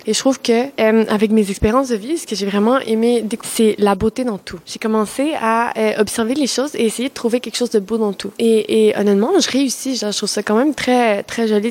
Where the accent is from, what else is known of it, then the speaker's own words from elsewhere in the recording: Mexico; French is a second language; now in Quebec, Canada; je viens du Mexique. J'adore mon pays.